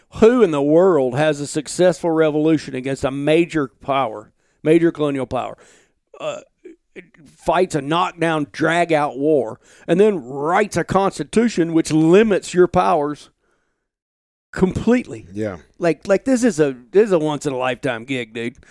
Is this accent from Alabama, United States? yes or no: yes; Alabama, United States; moved away as an adult; now in Montana, United States; I grew up in Alabama.